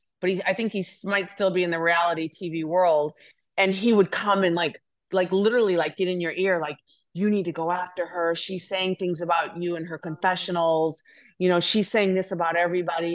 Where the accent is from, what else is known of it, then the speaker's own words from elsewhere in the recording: Wisconsin, United States; I'm from Wisconsin